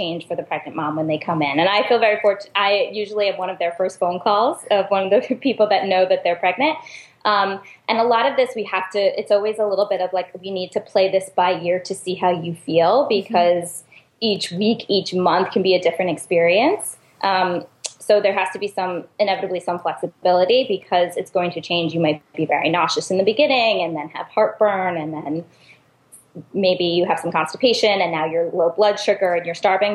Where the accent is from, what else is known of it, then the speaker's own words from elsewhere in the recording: New York City, New York, United States; I'm a New Yorker